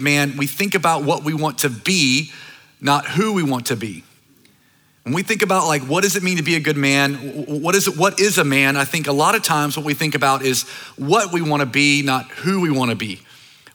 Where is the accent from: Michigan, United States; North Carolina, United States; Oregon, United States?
North Carolina, United States; Started this church in my hometown in North Carolina. It's a small, like, island town